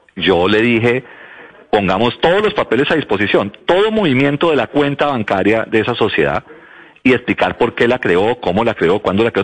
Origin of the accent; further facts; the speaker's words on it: Colombia; A mí como colombiano